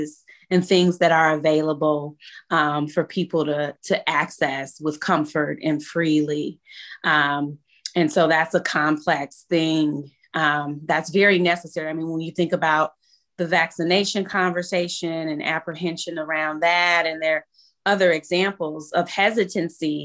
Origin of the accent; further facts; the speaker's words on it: Chicago, Illinois, United States; also born or lived in North Lawndale, Chicago; having a lived experience on the West Side, growing up in East Garfield Park